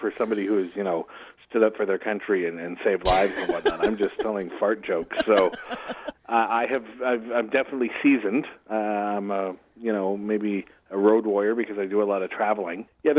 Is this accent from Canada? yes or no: yes; Edmonton, Alberta, Canada; also born or lived in Paul First Nation; I'm from the Paul Mann First Nation, it's Cree Nation, just west of Edmonton. And I was adopted off the reservation when I was about 6 months, and I've been with the same family growing up.